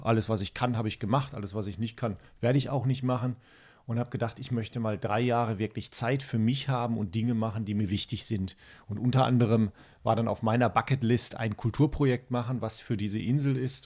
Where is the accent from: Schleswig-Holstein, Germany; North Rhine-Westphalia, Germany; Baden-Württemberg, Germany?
North Rhine-Westphalia, Germany; Castrop-Rauxel; now in Spiekeroog, Germany; ich komme mitten aus der äh, Kernzielgruppe, vielleicht hört man das auch, aus dem Ruhrgebiet, aus der schönen Stadt Kastrop-Rauxel